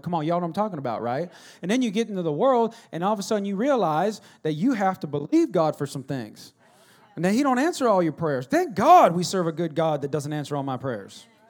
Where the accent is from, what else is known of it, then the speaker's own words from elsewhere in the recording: United States; I'm American